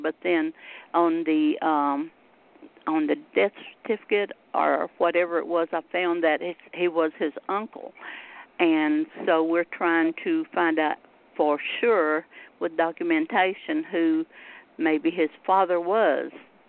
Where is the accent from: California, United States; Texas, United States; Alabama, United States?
Texas, United States; I'm from Texas